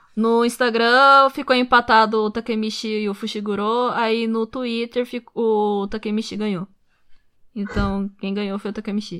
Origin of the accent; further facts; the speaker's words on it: Brazil; Eu sou brasileira, só que todo mundo me chama de ja, de japa, de japonesa.